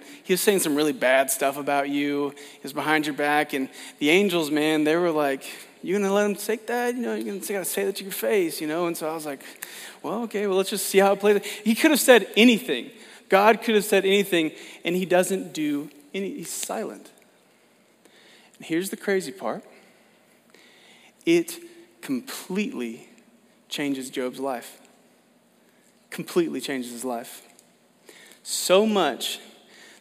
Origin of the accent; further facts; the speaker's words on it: Oklahoma, United States; I'm from Oklahoma